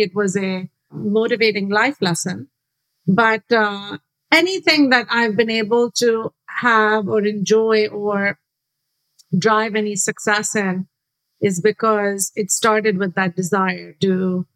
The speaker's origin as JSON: {"language": "English", "town": "Karachi", "region": "Sindh", "country": "Pakistan", "tie": "born or raised there", "said": "I grew up in Karachi, Pakistan."}